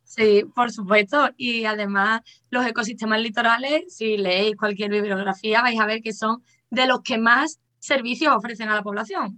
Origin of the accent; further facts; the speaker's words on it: Cádiz, Andalusia, Spain; soy de Cádiz